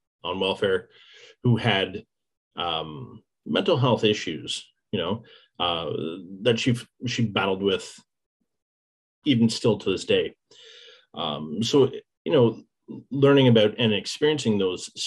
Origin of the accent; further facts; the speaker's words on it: Lindsay, Ontario, Canada; moved away as an adult; also born or lived in Hamilton; now in Peterborough, Canada; originally I am from Lindsay.